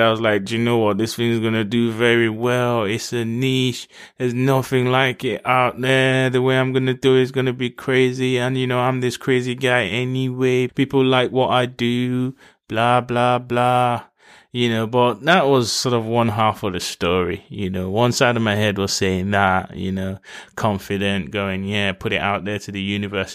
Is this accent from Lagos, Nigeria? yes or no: yes; Lagos, Nigeria; I was raised in Nigeria. In Lagos